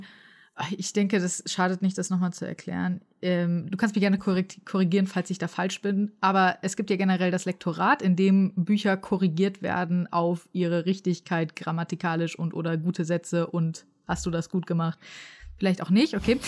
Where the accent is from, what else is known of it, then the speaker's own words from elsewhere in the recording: Frankfurt, Hesse, Germany; ich bin zum Beispiel in Frankfurt aufgewachsen.